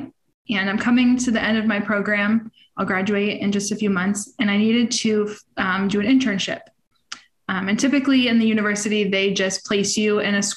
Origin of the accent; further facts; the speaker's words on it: Lake Worth, Florida, United States; I'm from the other side of the country, in Lake Worth, Florida.